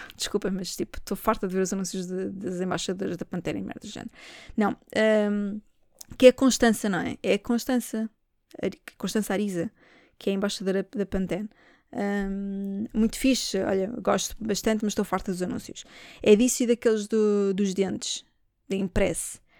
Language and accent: Portuguese; Portugal; eu sou portuguesa